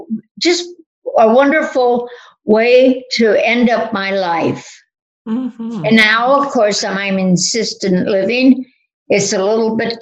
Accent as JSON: {"language": "English", "town": "Berwyn", "region": "Illinois", "country": "United States", "tie": "born or raised there", "also_born_or_lived": "South Shore, Chicago / Wayne, Illinois", "moved": "as an adult", "said": "I was born and raised in Berwyn"}